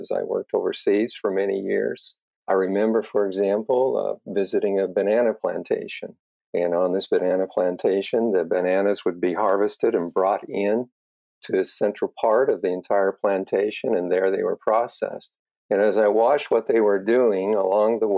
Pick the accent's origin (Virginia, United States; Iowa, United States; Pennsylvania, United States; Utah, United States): Utah, United States; Wasatch Valleys; also born or lived in Michigan; I grew up in the Wasatch Valleys in Utah, and it was a family farm